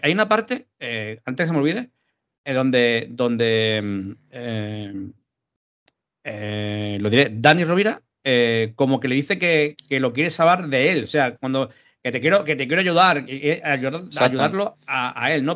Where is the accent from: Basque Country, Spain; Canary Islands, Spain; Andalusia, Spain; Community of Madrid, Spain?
Andalusia, Spain; also born or lived in Málaga; para los andaluces, eh, sabemos lo que es el tema